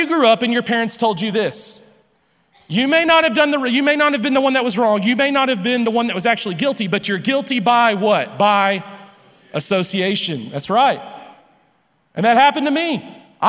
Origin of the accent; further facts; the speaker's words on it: Lubbock, Texas, United States; I grew up here in Lubbock